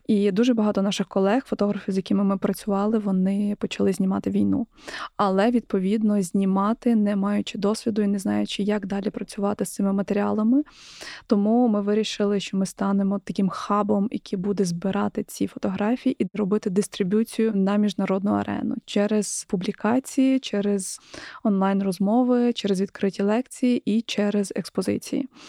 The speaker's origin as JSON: {"language": "Ukrainian", "country": "Ukraine", "said": "я з України"}